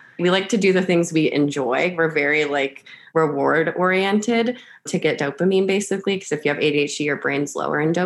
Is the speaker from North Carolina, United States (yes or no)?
yes; Charlotte, North Carolina, United States; I am from Charlotte, North Carolina.